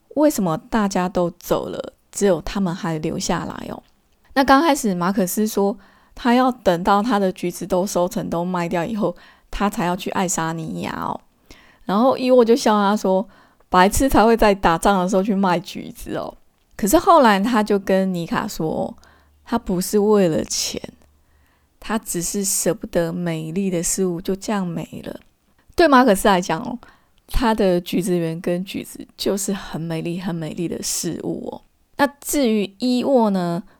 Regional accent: Taiwan; 从我这个台湾人的角度来看

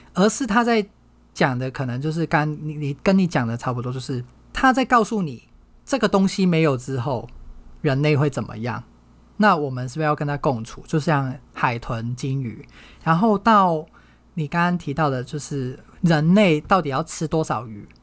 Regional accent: Hong Kong; 我从小在香港长大

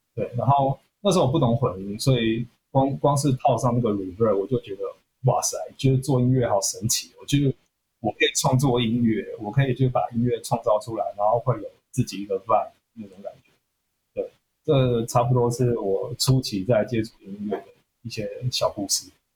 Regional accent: Keelung, Taiwan; moved away; also born or lived in Jinshan, New Taipei; 因为我是基隆人，然后我每个礼拜我都会呃回金山

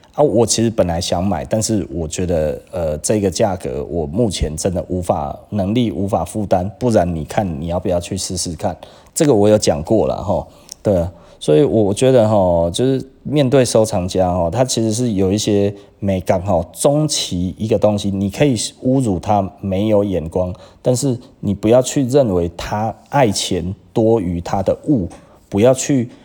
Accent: Taiwan; 我们台湾人真的会这样

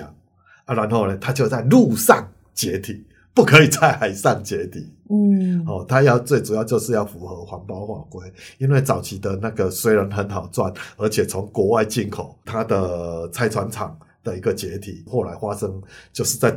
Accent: Kaohsiung, Taiwan; 我记记录我的高雄，我记录我的故乡，我都记录不完了，我还要记录到那边。

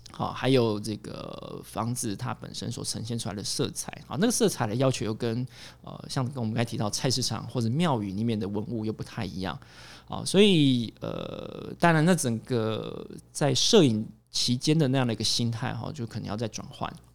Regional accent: Hsinchu, Hsinchu City, Taiwan; 我的老家，哦，其实离城隍庙非常的近，哦，新竹有一个非常著名的景点，它在市中心，哦，城隍庙，啊，我家就在那附近

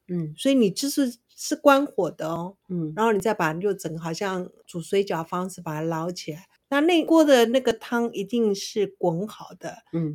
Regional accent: Taiwan; 我们本省人

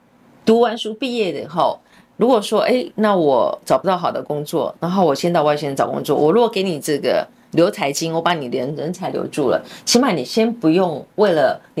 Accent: Kaohsiung, Taiwan; moved away as an adult; also born or lived in United States; 我本身就是高雄人，然后我是从海外，我从美国回来的

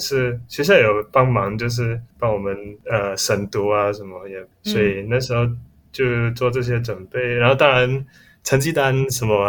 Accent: Malaysia; now in Taiwan; 那我来自马来西亚。

